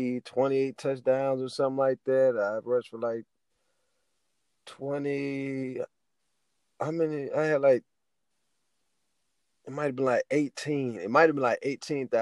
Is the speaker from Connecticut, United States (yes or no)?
no; Youngstown, Ohio, United States; I'm from Youngstown, Ohio. It's about an hour from Cleveland, about 3 hours from Columbus, our state capital.